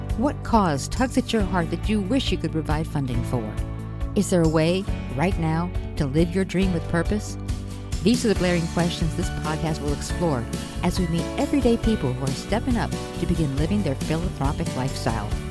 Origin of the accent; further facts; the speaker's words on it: Connecticut, United States; I grew up in Connecticut in a middle-class family of five